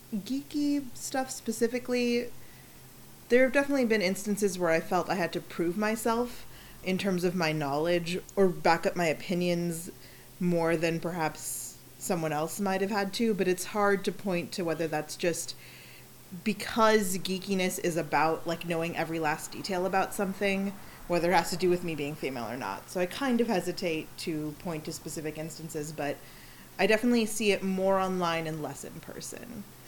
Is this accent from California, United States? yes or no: yes; Silicon Valley, California, United States; moved away as an adult; now in Los Angeles, United States; I'm from the Silicon Valley